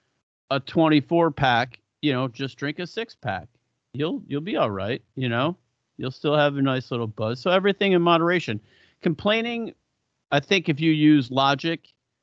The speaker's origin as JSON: {"language": "English", "town": "Buffalo", "region": "New York", "country": "United States", "said": "I go to Hooters and I'm like, I'm from Buffalo. The wings here are so beneath me."}